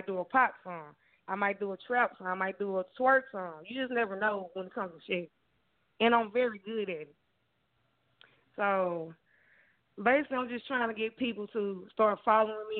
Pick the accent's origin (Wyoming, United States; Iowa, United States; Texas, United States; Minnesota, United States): Texas, United States; I'm from Texas. That's where I'm from.